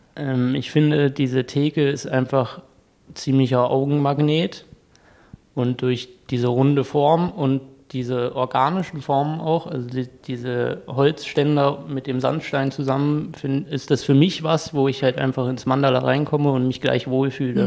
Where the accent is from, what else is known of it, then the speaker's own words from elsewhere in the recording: Kassel, Hesse, Germany; moved away as an adult; now in Dresden, Germany; Ich komme ursprünglich aus Kassel, da habe ich das auch angefangen, in der DAV-Kletterhalle